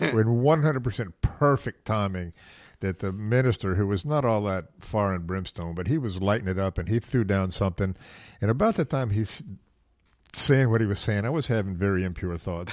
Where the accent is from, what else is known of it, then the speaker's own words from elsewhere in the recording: the South, United States; I was raised in the South